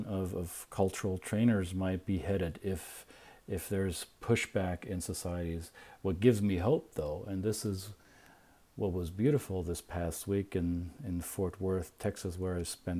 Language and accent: English; Bavaria, Germany; moved away; also born or lived in United States; I can be a proud Bavarian with all my peculiar identity quirks, right? I'm weird as a Bavarian